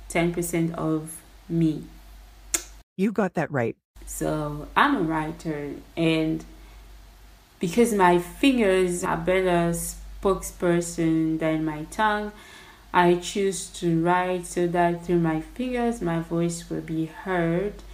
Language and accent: English; DR Congo; English is a second language; Like I'm Congolese originally, and I'm currently uh, residing in my home country.